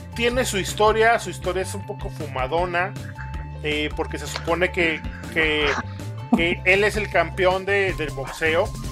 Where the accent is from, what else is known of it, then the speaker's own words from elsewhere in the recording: Mexico; como mal mexicano, güey, que somos